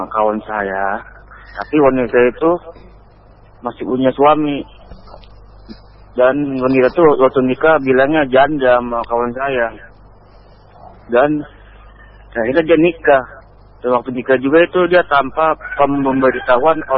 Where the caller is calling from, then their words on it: Jakarta, Indonesia; saya dari … dari Jakarta.